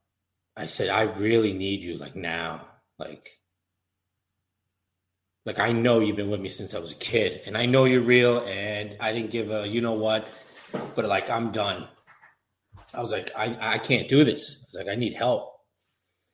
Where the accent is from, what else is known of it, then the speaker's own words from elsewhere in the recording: Suffolk County, New York, United States; Growing up in Suffolk County, good family, good neighborhood